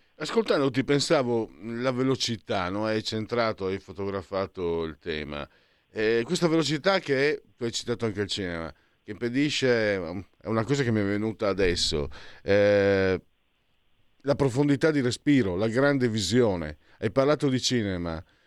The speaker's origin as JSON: {"language": "Italian", "country": "Italy", "also_born_or_lived": "Veneto", "said": "io vengo dal Friuli, dal Veneto"}